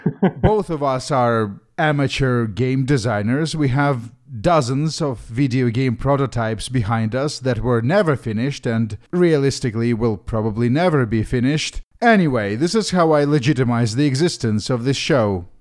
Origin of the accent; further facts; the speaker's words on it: Moscow, Russia; moved away; I grew up in Moscow. I grew up during the '90s